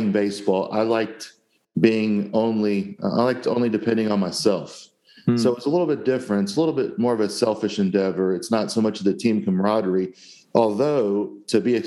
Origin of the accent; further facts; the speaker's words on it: Jacksonville, Florida, United States; I grew up in Jacksonville, Florida, where I live to this day